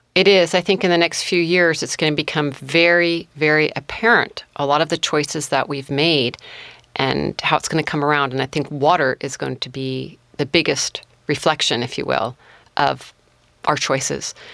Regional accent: Mendocino County, California, United States; also born or lived in Humboldt County, California; I grew up in Mendocino County and also Humboldt County

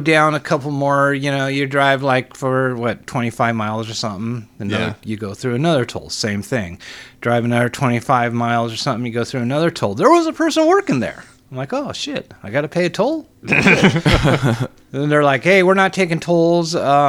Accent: Seattle, Washington, United States; also born or lived in Texas; now in San Antonio, United States; Originally from Seattle.

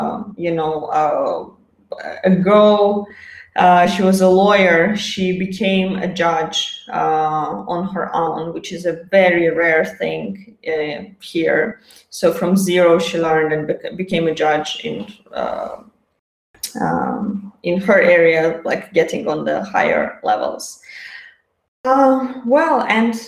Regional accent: Azerbaijan; moved away as an adult; I was born in Azerbaijan

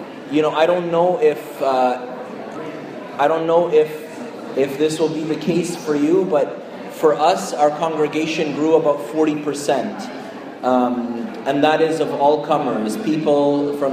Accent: Montreal, Quebec, Canada; now in Toronto, Canada; I grew up in Montreal

